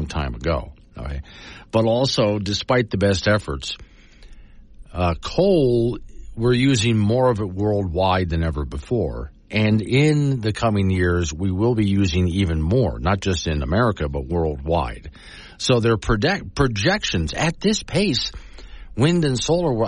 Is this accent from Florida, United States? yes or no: yes; Sanibel, Florida, United States; now in Casper, Wyoming, United States; my hometown of Sanibel Island, Florida